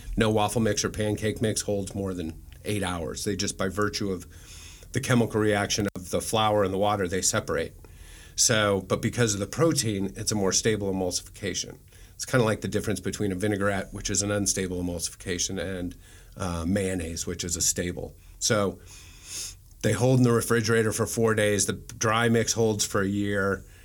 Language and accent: English; Omaha, Nebraska, United States; moved away as an adult; also born or lived in Kansas City; I'm from Nebraska, I'm from Omaha